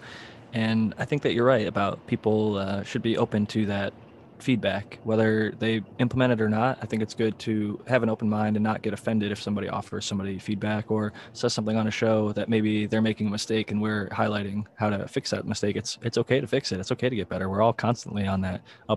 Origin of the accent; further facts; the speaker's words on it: Midwest, United States; I grew up in the Midwest.